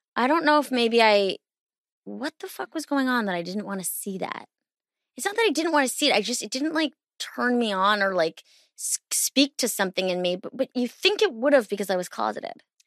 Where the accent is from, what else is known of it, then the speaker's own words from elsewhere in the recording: East Coast, United States; I'm from the East Coast